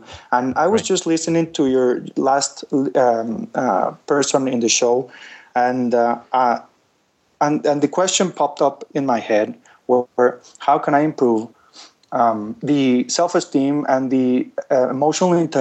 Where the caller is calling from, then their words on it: Guatemala; I'm calling you from Guatemala